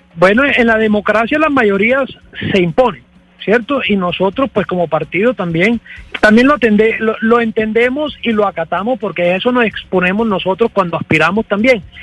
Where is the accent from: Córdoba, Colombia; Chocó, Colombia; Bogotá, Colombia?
Córdoba, Colombia; yo que soy del departamento de Córdoba, coterráneo del doctor